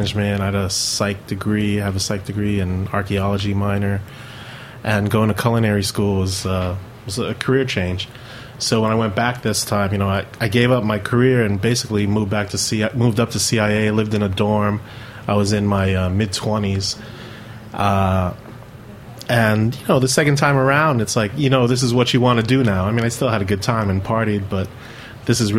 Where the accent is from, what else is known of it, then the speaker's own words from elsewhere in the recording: New York City, New York, United States; growing up, I was born here in New York City, and my mom's from the Philippines